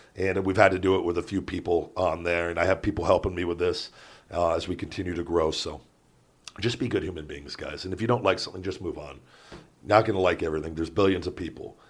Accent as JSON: {"language": "English", "town": "Las Vegas", "region": "Nevada", "country": "United States", "tie": "born or raised there", "said": "growing up in Vegas"}